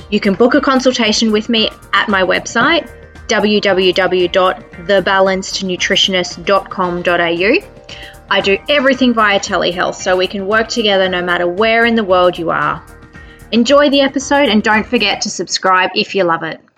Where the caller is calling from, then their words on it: Brisbane, Queensland, Australia; um, also known as a balanced nutritionist, and I'm recording from Brisbane, Australia.